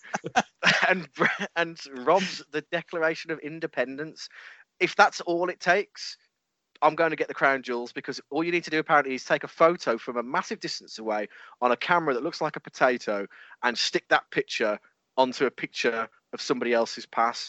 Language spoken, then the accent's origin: English; England, United Kingdom; we're English